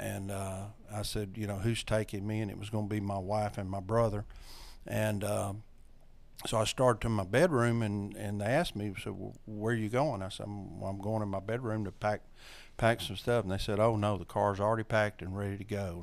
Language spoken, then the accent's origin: English; North Louisiana, United States; I am from North Louisiana, been here all my life.